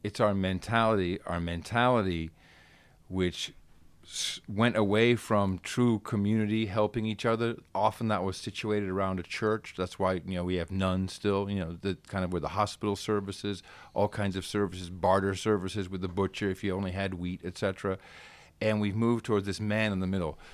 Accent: Amsterdam, North Holland, Netherlands; now in Austin, United States; I grew up in Amsterdam

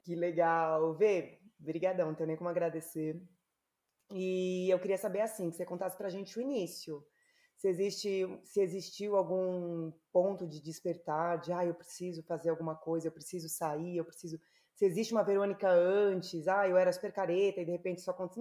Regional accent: São Paulo, Brazil; moved away; eu sou paulistana

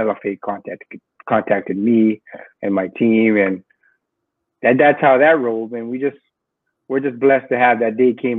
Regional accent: Hawaii, United States; growing up in the Super Brawl back in Hawaii

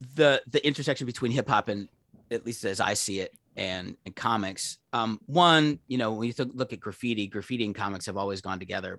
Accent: Pittsburgh, Pennsylvania, United States; I'm from Pittsburgh

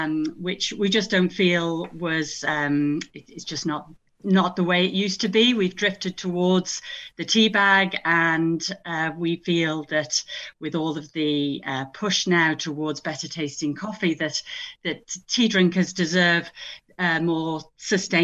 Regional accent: Isle of Man; also born or lived in United Kingdom; now in County Louth, Ireland; I'm from the Isle of Man.

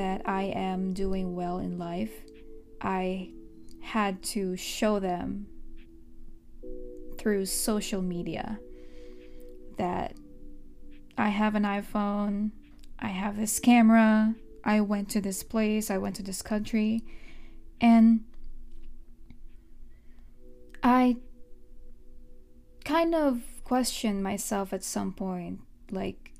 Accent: Philippines; now in United States; I mostly grew up in the Philippines

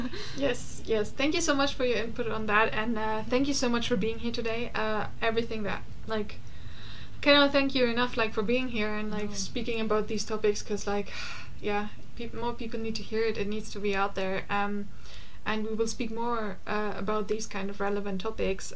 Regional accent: Germany; now in London, United Kingdom; I come from Germany

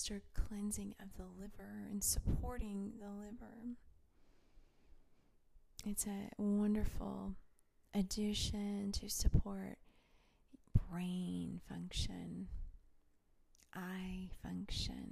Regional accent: Tennessee, United States; moved away; I grew up in Tennessee

